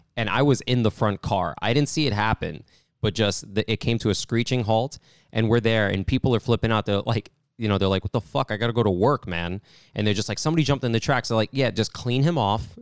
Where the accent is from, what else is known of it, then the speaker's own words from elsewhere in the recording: New York, United States; growing up in New York